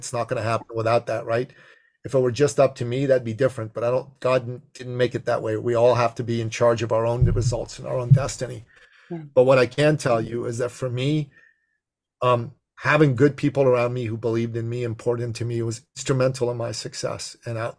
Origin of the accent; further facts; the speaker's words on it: Toronto, Ontario, Canada; I'm from Toronto, 5 hour drive.